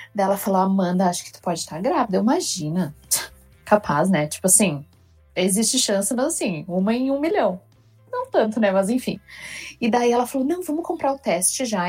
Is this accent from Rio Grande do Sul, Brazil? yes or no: yes; Rio Grande do Sul, Brazil; eu sou do Rio Grande do Sul, então o sotaque com certeza vai tá diferente de todo